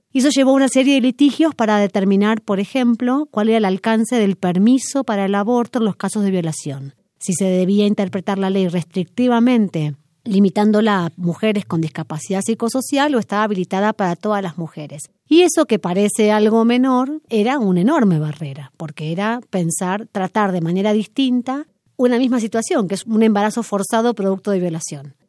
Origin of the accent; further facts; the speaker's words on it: Argentina; soy argentina, abogada